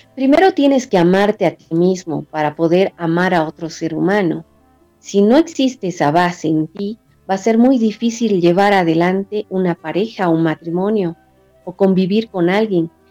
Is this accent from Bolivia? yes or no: yes; Bolivia; mi país, en Bolivia